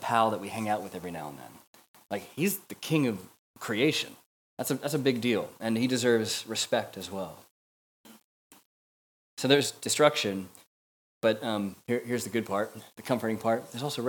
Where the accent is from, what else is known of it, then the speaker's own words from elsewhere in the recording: United States; moved away as an adult; now in Manchester, United Kingdom; as an American living here